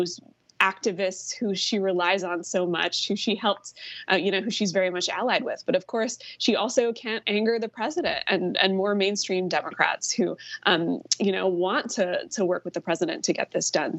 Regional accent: Virginia, United States; moved away; In my home state of Virginia

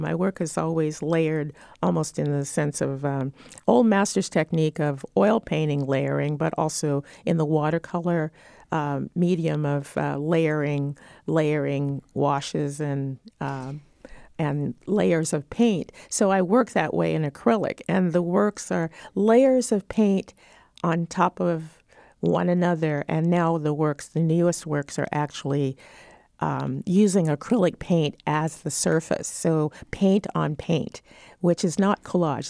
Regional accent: St. Louis, Missouri, United States; I was born in Saint Louis

